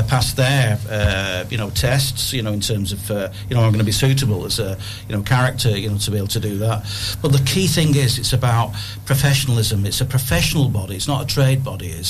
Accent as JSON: {"language": "English", "area": "Ribble Valley", "region": "North West England", "country": "United Kingdom", "tie": "born or raised there", "said": "I'm sort of born and bred in the Ribble Valley. I was born in Bramley Mead in Worley, and lived in Newton in Bowland."}